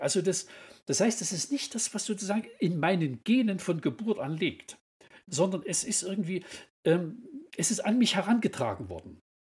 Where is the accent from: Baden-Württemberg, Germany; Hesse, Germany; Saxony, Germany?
Saxony, Germany; Kirchberg; ich komme also aus Kirchberg in Sachsen